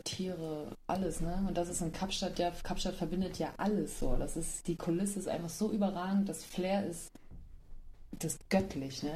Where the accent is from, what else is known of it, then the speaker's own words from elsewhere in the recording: Germany; Ich war halt ein Deutsche